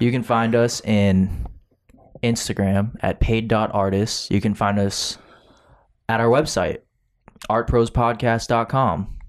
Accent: Florida, United States; I said, "Florida."

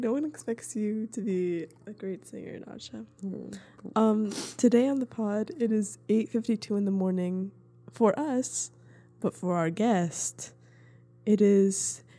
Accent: Arlington, Virginia, United States; we are both from Arlington, Virginia.

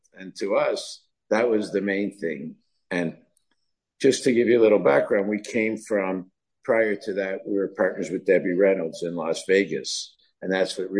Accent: Canada; moved away; we're from Canada

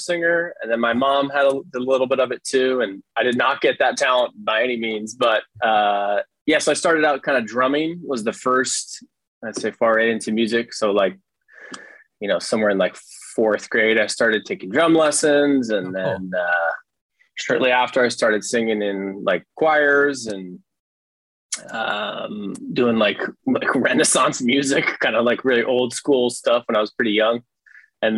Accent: Colorado, United States; also born or lived in Berkeley, California; Born in Berkeley, California, and did about 10 years in Northern California and then Colorado. But, you know, Colorado was like more of the formative years. So I say Colorado

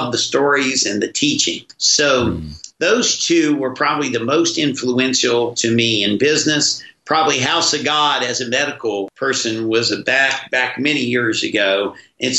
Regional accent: West Virginia, United States; my growing up in West Virginia

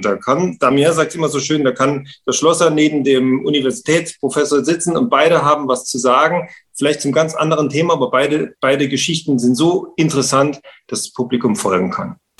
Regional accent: Saarland, Germany; bei uns im Saarland

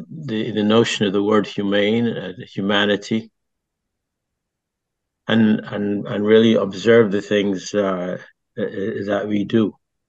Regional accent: Barbados; also born or lived in France; I grew up in Barbados and I grew up in a British society and I came to know the British.

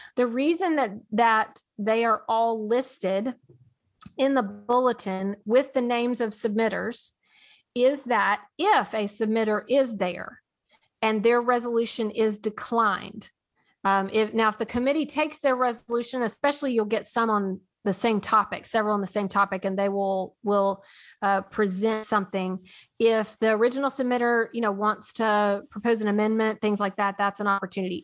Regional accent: Nashville, Tennessee, United States; I am from Nashville

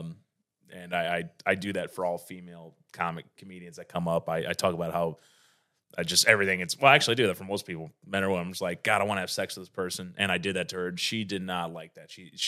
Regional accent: northern Indiana, United States; I'm from north of Indiana, which is right outside Chicago

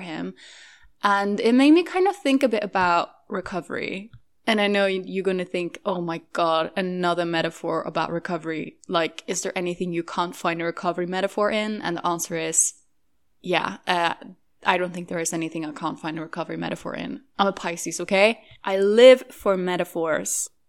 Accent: Norway; moved away; I am currently in Norway, which is my home country

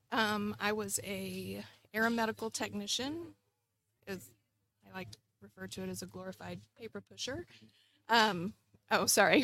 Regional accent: Bay City, Texas, United States; moved away as an adult; also born or lived in Panama / England / Nebraska; I grew up in Bay City, so right here in Matagorda

